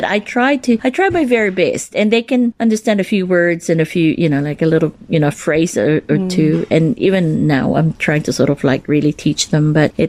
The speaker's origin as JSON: {"language": "English", "country": "Philippines", "moved": "yes", "lives_now": "Nelson, New Zealand", "said": "Originally, I'm from the Philippines. My grandfather is a full Chinese. My grandma is actually a half Spanish woman."}